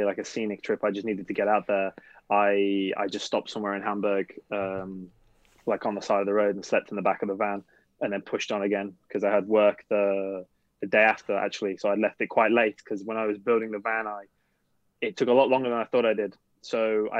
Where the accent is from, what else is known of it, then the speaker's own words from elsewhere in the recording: United Kingdom; moved away as an adult; also born or lived in England; now in Norway; I'm a British national who lives in Norway. I moved out here about 2 years ago with work